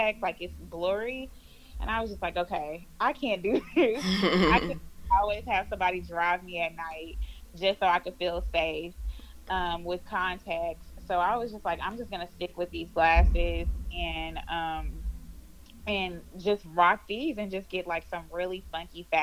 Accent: Houston, Texas, United States; I am from Houston, Texas, born and raised, and I still stay in Houston, Texas

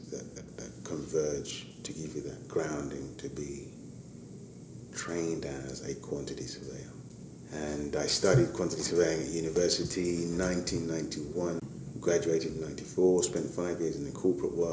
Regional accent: London, United Kingdom; born and raised in East London, in Hackney, working class background, Nigerian parents

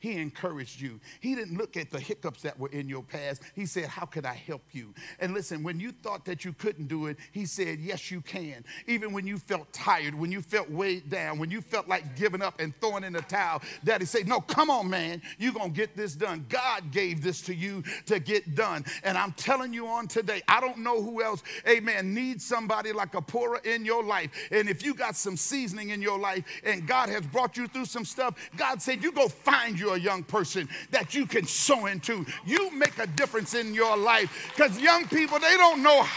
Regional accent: California, United States; now I'm from California

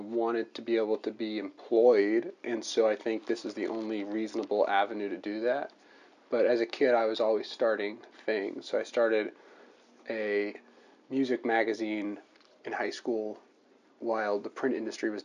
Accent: New Jersey, United States; moved away as an adult; now in Washington, D.C., United States; I'm originally from New Jersey

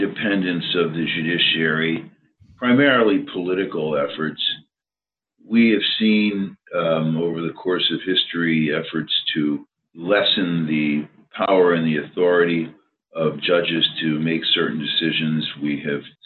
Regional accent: Pennsylvania, United States; my home state of Pennsylvania

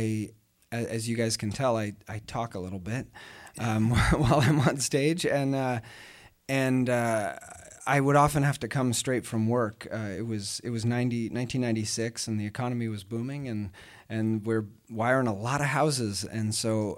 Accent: Oregon, United States; moved away as an adult; now in Austin, United States; I grew up in Oregon

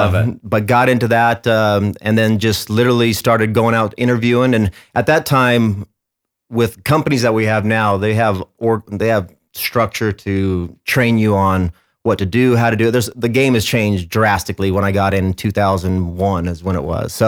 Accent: Mesa, Arizona, United States; born and raised in Arizona, in Mesa

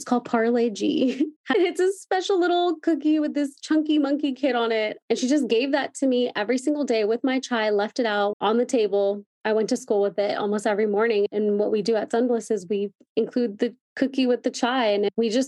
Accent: Chino, California, United States; I'm from Chino, so that's 20 minutes from Anaheim Hills

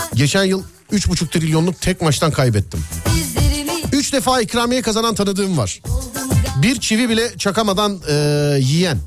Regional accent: Istanbul, Turkey; ben doğma büyüme Şişliyim.

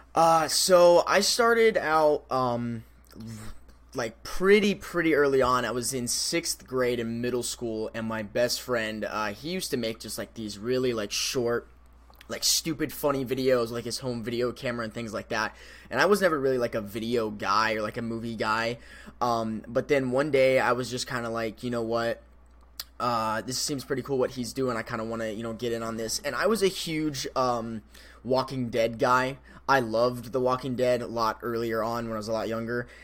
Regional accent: Colorado River, Arizona, United States; now in Phoenix, United States; I used to live on the Colorado River in Arizona.

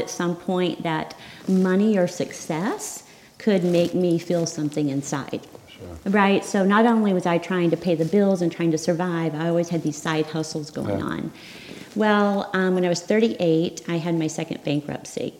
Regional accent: Arkansas, United States; I grew up in Arkansas

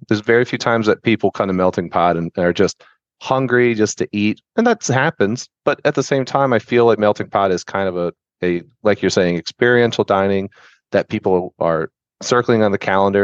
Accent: Tampa, Florida, United States; also born or lived in Sarasota, Florida; I was born and raised in Tampa.

